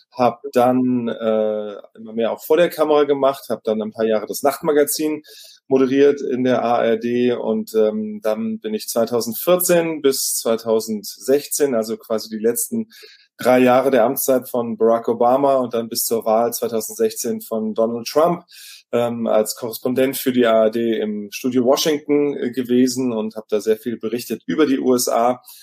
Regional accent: Wiesbaden, Hesse, Germany; Ich bin in Wiesbaden geboren und aufgewachsen, ziemlich äh, in der Nähe, also zwei Straßen weiter eigentlich, äh, um die Ecke quasi von einem amerikanischen Soldatenhousing.

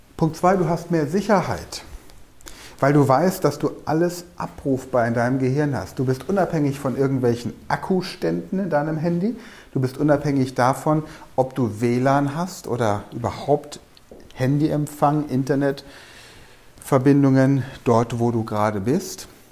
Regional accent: Germany; bei uns in Deutschland

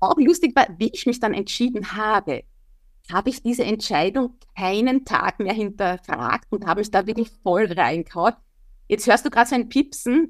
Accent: Wieselburg, Lower Austria, Austria; Ich bin ja Niederösterreicherin, Wieselburgerin.

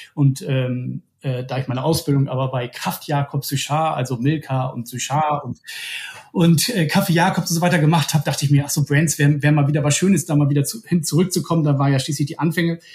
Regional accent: Bremen, Germany; moved away as an adult; also born or lived in Ruhr area; now in Hamburg, Germany; ich komme ursprünglich aus Bremen

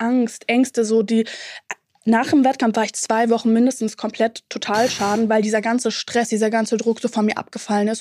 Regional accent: Berlin, Germany; ich komme auch aus Ostberlin

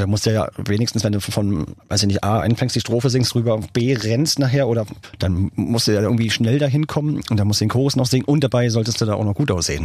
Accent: Berlin, Germany; Berlin war natürlich klar, meine Heimatstadt

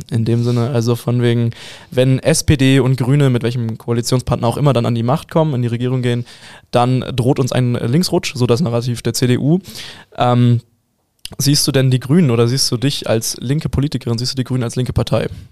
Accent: Hamburg, Germany; also born or lived in Bavaria; now in Munich, Germany; Ich als Hamburger

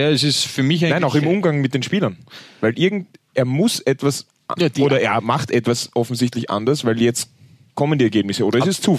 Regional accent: Vienna, Austria; Erklärt's mir das als Wiener.

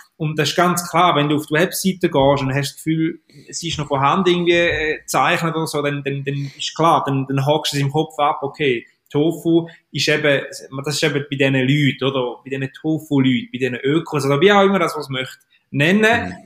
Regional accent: Eastern Switzerland, Switzerland; man hört es mir an, ich komme aus der Ostschweiz

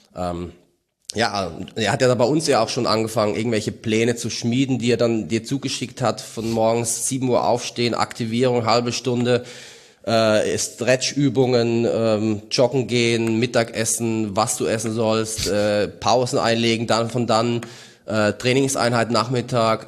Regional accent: Mainz, Rhineland-Palatinate, Germany; als Mainzer

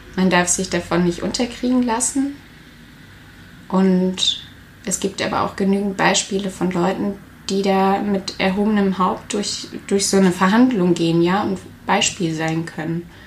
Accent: area of Rheinmünster-Söllingen, near Karlsruhe, Baden-Württemberg, Germany; moved away as an adult; now in Stuttgart, Germany; in der Gegend, wo ich herkomme, gab es auch ein aktives Nazi-Zentrum, das Röstle, in Rheinmünster-Söllingen.

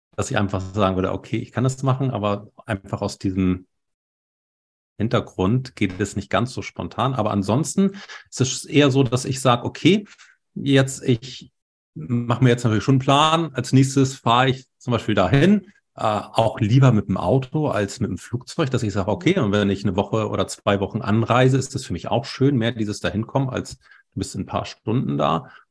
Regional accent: Hamburg, Germany; also born or lived in Baltic Sea coast; ich bin ja in Hamburg geboren und wir leben hier an der Ostsee.

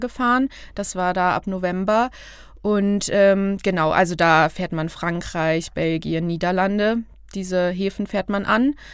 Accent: Fulda, Hesse, Germany; moved away as an adult; ich komme aus Fulda bzw. Petersberg, was mittlerweile aber irgendwie, es ist meine Heimat

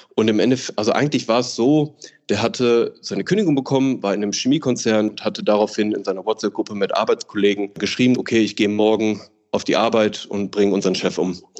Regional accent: Ruhr area, North Rhine-Westphalia, Germany; ich fühle mich am wohlsten natürlich im Ruhrgebiet, da ich aus dem Ruhrgebiet komme und das einfach meine Wurzel und meine Heimat ist

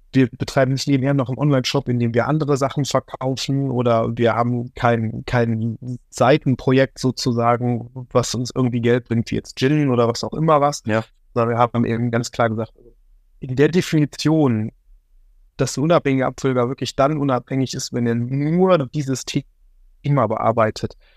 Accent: Remscheid, North Rhine-Westphalia, Germany; Remscheid-Lennep, das ist der Ort, wo ich herkomme

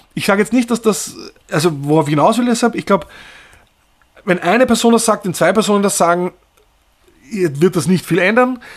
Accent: Austria; moved away as an adult; also born or lived in Berlin; da komme ich vielleicht dann doch aus Österreich

